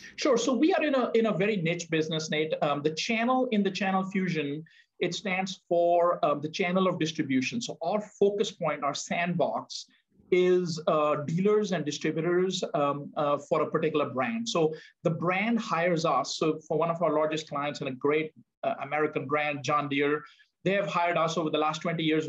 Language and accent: English; India; moved away; growing up in India